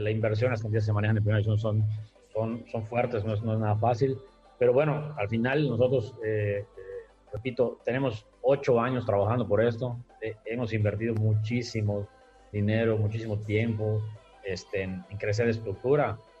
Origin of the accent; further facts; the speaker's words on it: Yucatán, Mexico; nosotros la directiva todos somos, todos somos eh, yucatecos, crecimos acá